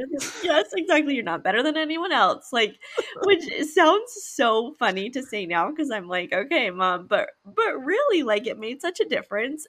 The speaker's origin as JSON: {"language": "English", "region": "Utah", "country": "United States", "tie": "born or raised there", "said": "we grew up in Utah"}